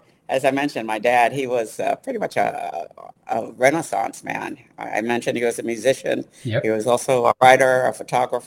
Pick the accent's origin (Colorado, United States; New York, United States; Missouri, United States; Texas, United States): New York, United States; New York City; moved away as an adult; also born or lived in Ithaca, New York; now in Phoenix, United States; Brooklyn girl. I was born in Canarsie in Brooklyn, so Brooklynites know where that is. But so I grew up in New York City